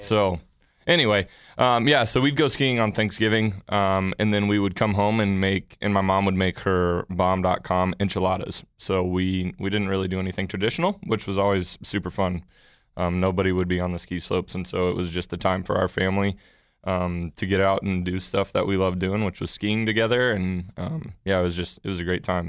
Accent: Colorado, United States; also born or lived in Missouri; now in Oklahoma, United States; I grew up in Colorado

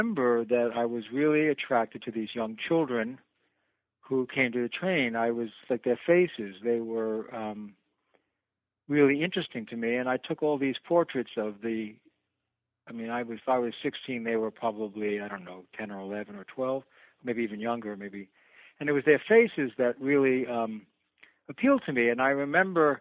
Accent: New York City, New York, United States; I'm a New Yorker, and so I was home in Manhattan

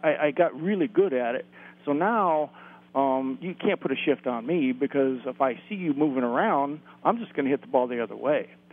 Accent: suburb of LA, Southern California, United States; I grew up in the Southern California area, suburb

